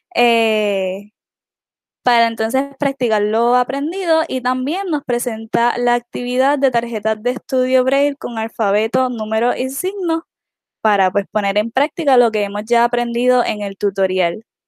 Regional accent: Utuado, Puerto Rico; soy del pueblo de Utuado.

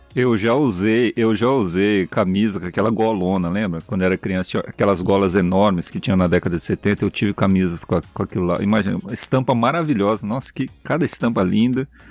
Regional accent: São Paulo, Brazil; Eu sou do estado de São Paulo

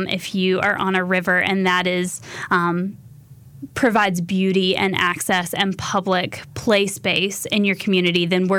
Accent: Alamance County, North Carolina, United States; I was born and raised in Alamance County, North Carolina, and so I love the small town feel of all these hidden places in North Carolina.

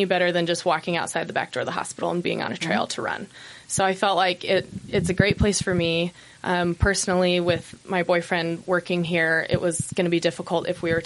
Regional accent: Boise, Idaho, United States; moved away as an adult; now in Salt Lake City, United States; I'm originally from Idaho.

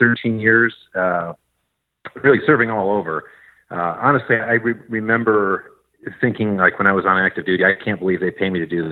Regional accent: just outside of Detroit, Michigan, United States; moved away as an adult; now in Northern Virginia, United States; I grew up just outside of Detroit, Michigan, in southeastern Michigan

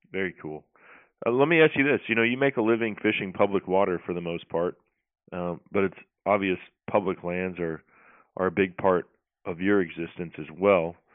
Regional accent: Texas, United States

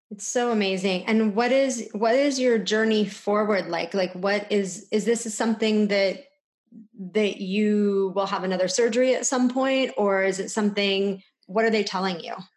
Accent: California, United States; we're from California.

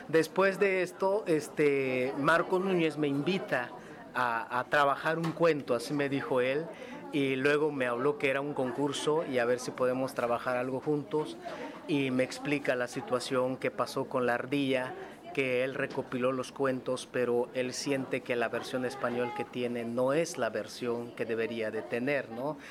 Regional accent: Mexico

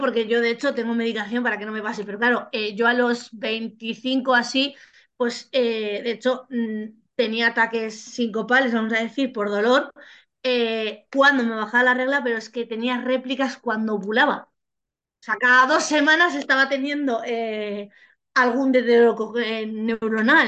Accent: Basque Country, Spain; moved away; yo soy vasca

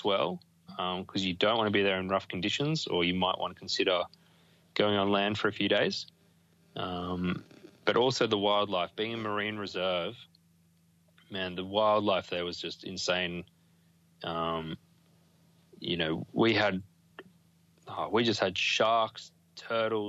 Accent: Australia; being Australian

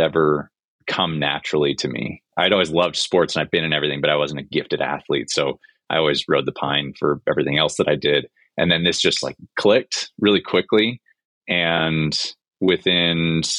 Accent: Minnesota, United States; moved away as an adult; I'm from Minnesota originally

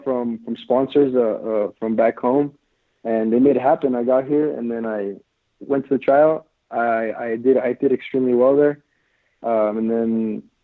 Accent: Reedley, California, United States; I'm from like a very small town south of Fresno, which is Central Valley of California

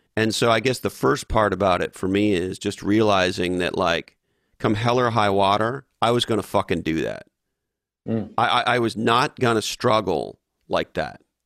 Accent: Canada; I grew up in Canada

